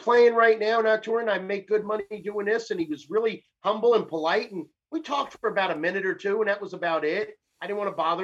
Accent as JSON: {"language": "English", "town": "Tampa", "region": "Florida", "country": "United States", "also_born_or_lived": "Nashville, Tennessee"}